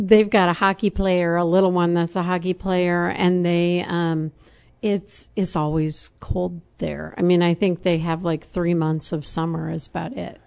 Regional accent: Champaign, Illinois, United States; also born or lived in Urbana / Germany; upon graduation, he and my mom bought a house on John Street in Champaign, and I've been in Champaign ever since.

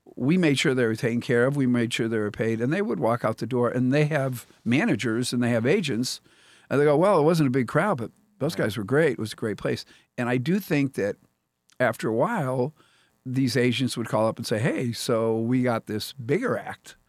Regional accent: Pennsylvania, United States; now in Columbia, Missouri, United States; I grew up in Pennsylvania.

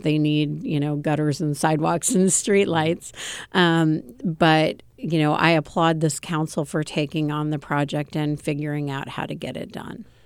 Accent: Champaign, Illinois, United States; born or raised there; also born or lived in Newport News, Virginia / Urbana, Illinois

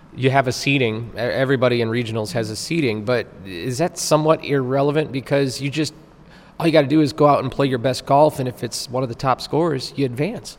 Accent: Naperville, Illinois, United States; I'm from Naperville, Illinois

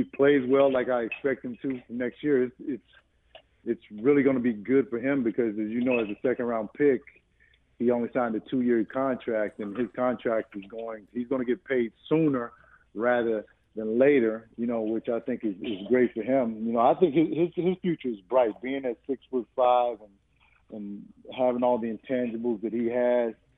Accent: Chicago, Illinois, United States; born or raised there

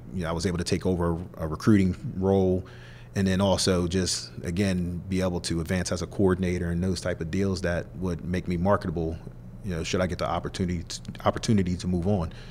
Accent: Middletown, Delaware, United States; moved away; my hometown of Middletown, Delaware

